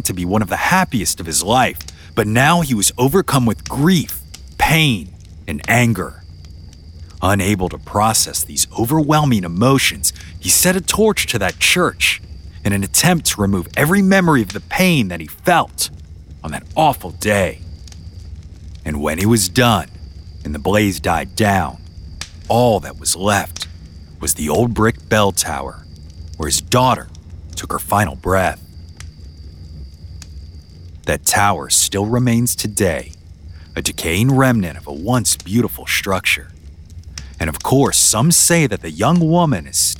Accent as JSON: {"language": "English", "region": "Louisiana", "country": "United States", "tie": "born or raised there", "moved": "yes", "said": "my home state"}